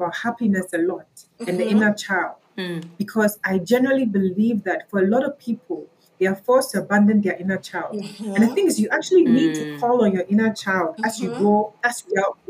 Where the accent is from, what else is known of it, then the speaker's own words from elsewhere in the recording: Akosombo, Eastern Region, Ghana; growing up in Akosombo